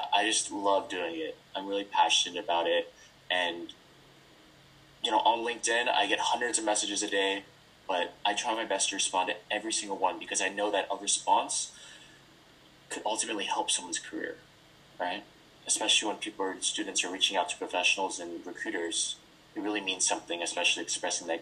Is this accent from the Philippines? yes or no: yes; Philippines; also born or lived in Los Angeles, United States; now in San Jose, United States; I'm actually originally from the Philippines. So I come from a Filipino background